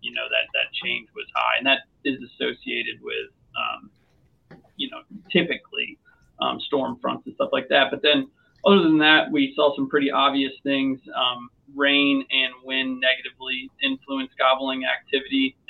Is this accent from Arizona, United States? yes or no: no; Western New York, United States; now in Georgia, United States; I grew up in Western New York